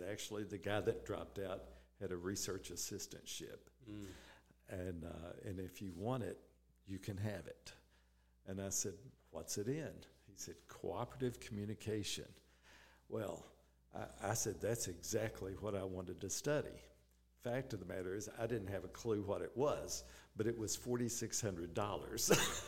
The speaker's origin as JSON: {"language": "English", "region": "Southern United States", "country": "United States", "said": "But being a Southerner, I wanted to come back where it was warm, and that's how we got to Reisland Foods."}